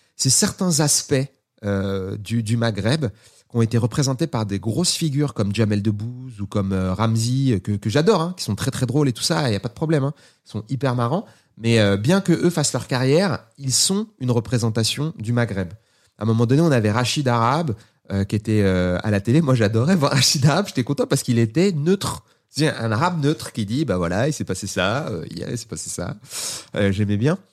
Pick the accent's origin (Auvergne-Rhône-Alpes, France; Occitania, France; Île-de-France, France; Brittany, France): Île-de-France, France; Seine-Saint-Denis